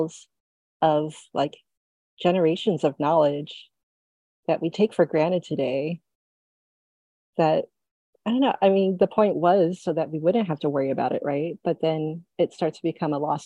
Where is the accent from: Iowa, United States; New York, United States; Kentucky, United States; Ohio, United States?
New York, United States; New York City; I grew up in New York City